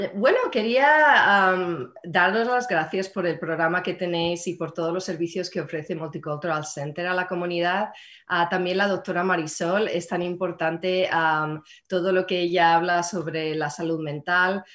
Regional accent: Madrid, Community of Madrid, Spain; now in Marin County, United States; en Madrid, donde, de donde soy yo

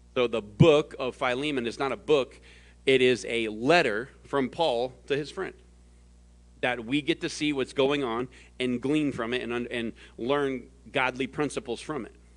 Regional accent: the South, United States; now in Phoenix, United States; I was born in the South.

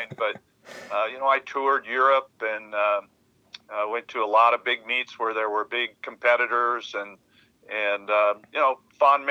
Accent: Hardin, Montana, United States; I have fond memories of growing up in Hardin

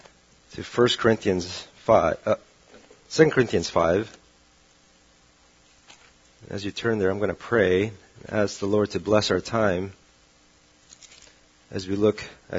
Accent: Saudi Arabia; Now, growing up in Saudi Arabia, this was a very weird moment because the days were always sunny.

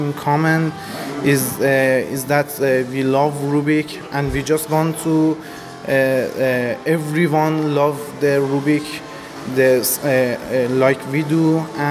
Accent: Iran; from Iran

